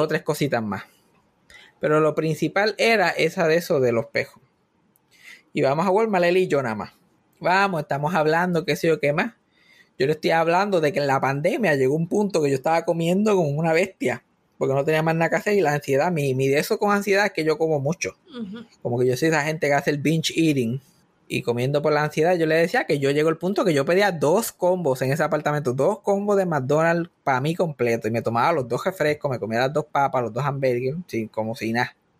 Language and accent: Spanish; Puerto Rico; yo soy de Giocaña